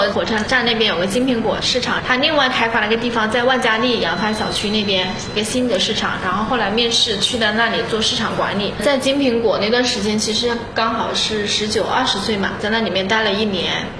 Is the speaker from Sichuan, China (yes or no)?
no; Xinhua, Hunan, China; 我是出生于在娄底新化山村出来的一个小孩，我是九零年出生的，今年是三十一岁了。从小其实是在农村出生，然后我爸妈从小其实是属于务农的，我们在山里边嘛。